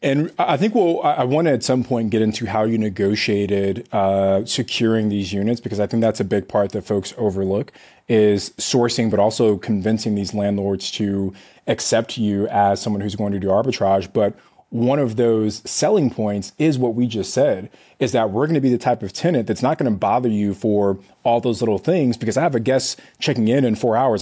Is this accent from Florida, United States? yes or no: no; California, United States; I'm from California